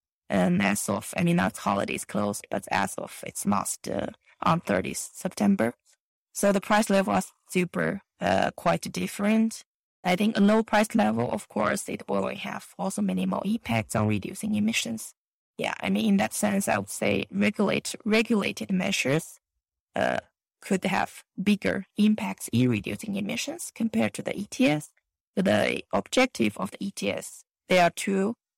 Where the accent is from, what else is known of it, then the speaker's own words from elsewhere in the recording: Xinjiang, China; English is a second language; this July is exactly my hometown in Xinjiang